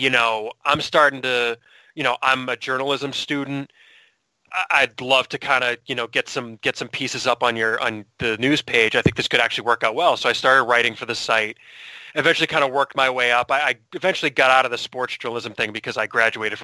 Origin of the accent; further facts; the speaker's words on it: Salem, New Hampshire, United States; Salem, New Hampshire, which is where I'm from